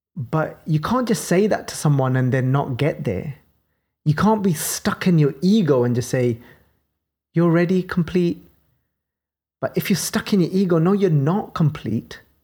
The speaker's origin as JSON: {"language": "English", "town": "Birmingham", "region": "West Midlands", "country": "United Kingdom", "accent": "Birmingham", "said": "my Birmingham accent"}